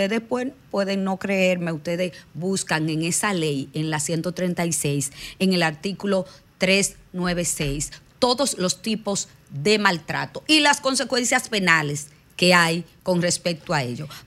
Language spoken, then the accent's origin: Spanish; Dominican Republic; porque nosotros como, como dominicanos en los barrios vemos muchos abusos por los niños